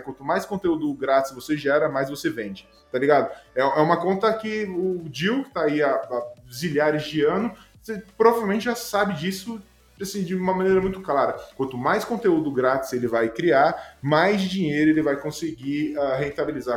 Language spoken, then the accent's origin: Portuguese; Juquitiba, São Paulo, Brazil; moved away; voltar pra Juquitiba, lá de onde eu vim, mato